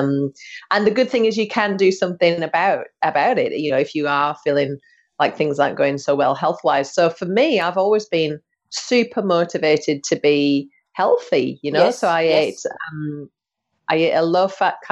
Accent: United Kingdom; now in Australia; I'm from the UK

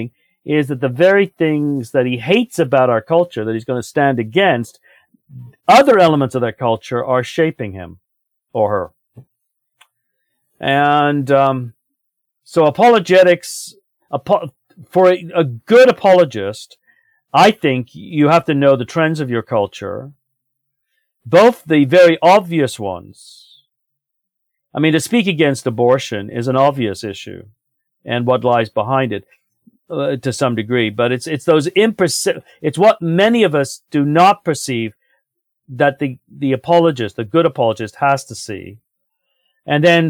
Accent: United Kingdom; now in Canada; I was raised in Britain. But I never feel completely, totally at home there the way I do in Canada.

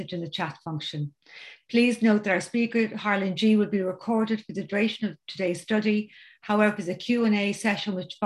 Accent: County Dublin, Ireland; I'm from County Dublin in Ireland

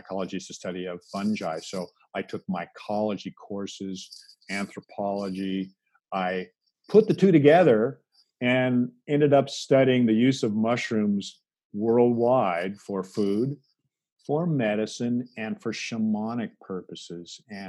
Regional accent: Seattle, Washington, United States; I grew up in the Pacific Northwest, and we have the most perfect climate in the world for wild mushrooms. Mm-hmm. So growing up in Seattle, I had mushrooms all around me

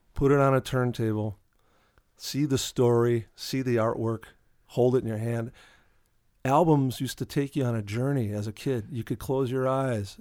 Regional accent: Milwaukee, Wisconsin, United States; moved away as an adult; also born or lived in New York City; I was born in Milwaukee and, uh, grew up here.

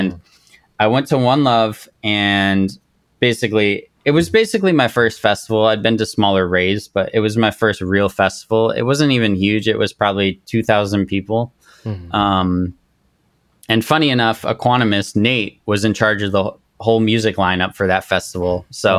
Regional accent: Japan; I grew up in Japan, and this was the first time in a long time I'd like connected with a Japanese person or just that culture in a sense.

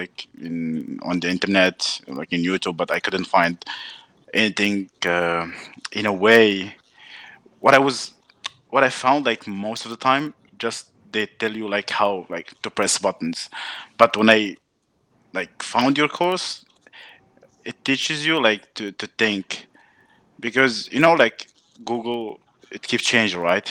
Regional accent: Morocco; moved away as an adult; also born or lived in France; now in Canada; I'm from Morocco.

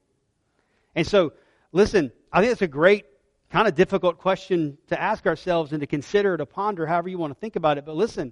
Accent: United States; I'm an American because God graciously allowed me to be born here

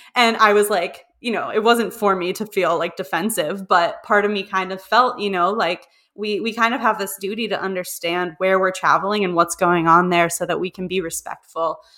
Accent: Pittsburgh, Pennsylvania, United States; also born or lived in Prague; I'm from Pittsburgh

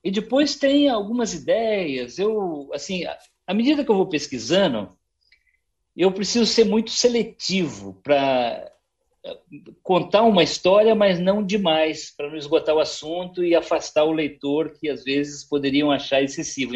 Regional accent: Paraná, Brazil; lá no meu estado, no Paraná

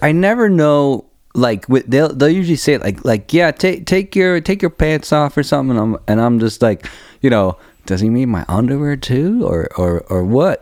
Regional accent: Heidelberg, Baden-Württemberg, Germany; moved away; I was born in, I, uh, Heidelberg, Germany, where the biggest American base

